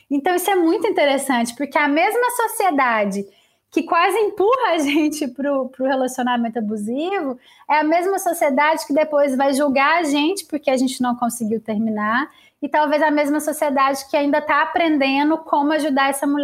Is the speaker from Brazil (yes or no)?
yes; Lavras, Minas Gerais, Brazil; Eu fui no shopping de Lavras, eu sou de Lavras, com meu amigo Igor, que é amigo meu desde que eu tenho 7 anos de idade